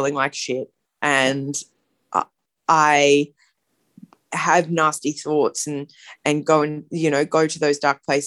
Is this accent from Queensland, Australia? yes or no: yes; Brisbane, Queensland, Australia; now in Sydney, Australia; live in Sydney, but I grew up in Brisbane in Queensland